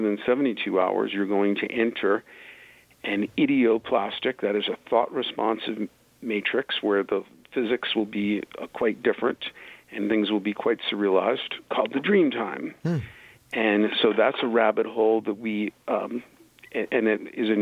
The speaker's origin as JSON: {"language": "English", "town": "New York City", "region": "New York", "country": "United States", "said": "I'm from New York City, same as Trump, Bronx to his Queens"}